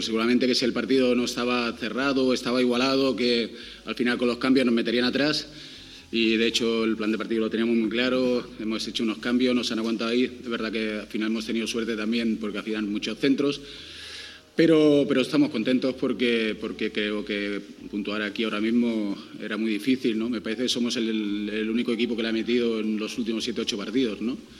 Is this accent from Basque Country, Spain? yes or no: no; Fuenlabrada, Community of Madrid, Spain; also born or lived in Leganés; yo realmente yo nací en Leganés, pero yo me siento de Fuenlabrada, o sea, toda la vida he vivido